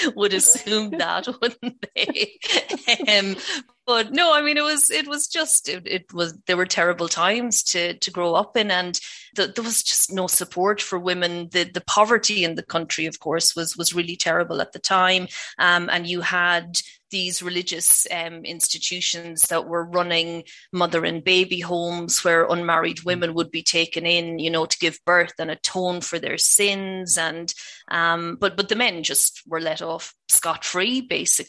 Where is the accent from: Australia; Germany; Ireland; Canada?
Ireland; accent: Irish; as you will gather from my accent, I'm from Ireland.